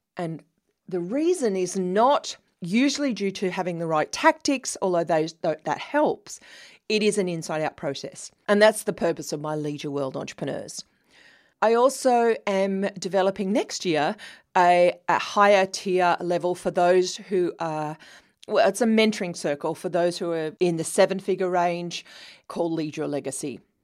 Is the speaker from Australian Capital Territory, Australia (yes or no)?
no; New South Wales, Australia; accent: Australian; also born or lived in London, United Kingdom / Sydney, Australia; I was born in the 60s in a little New South Wales, Australia country town, uh, about four hours' drive from Sydney